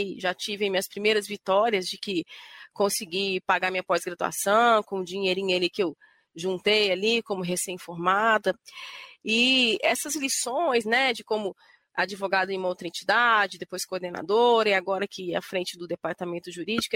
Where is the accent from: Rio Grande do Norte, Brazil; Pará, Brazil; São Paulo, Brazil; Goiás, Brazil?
Goiás, Brazil; Goiânia; em Goiânia, que é de onde eu vim, né, onde eu nasci